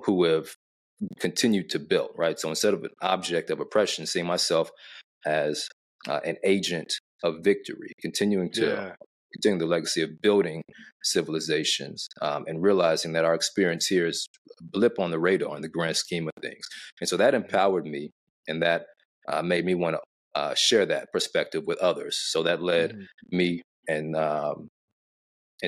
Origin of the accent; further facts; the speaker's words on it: Arkansas, United States; my grandfather was a civil rights attorney and state legislator in my hometown of Arkansas